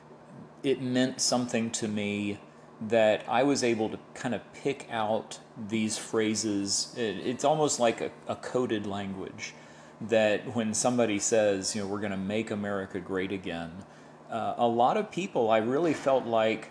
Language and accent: English; Tampa, Florida, United States; I'm born and raised in Tampa